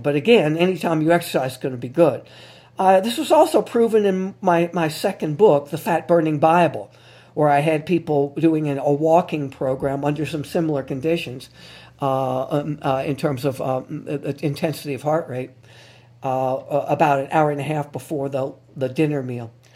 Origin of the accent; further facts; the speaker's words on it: New Orleans, Louisiana, United States; my hometown here in New Orleans